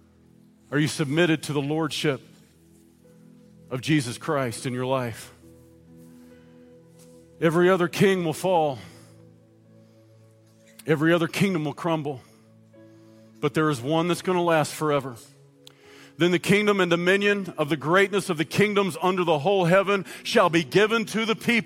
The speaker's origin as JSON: {"language": "English", "country": "United States", "said": "while I am an American citizen"}